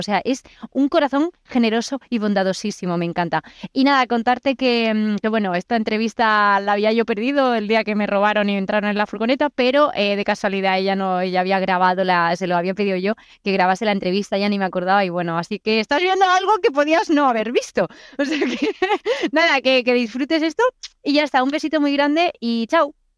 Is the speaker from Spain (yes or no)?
yes; Spain; soy española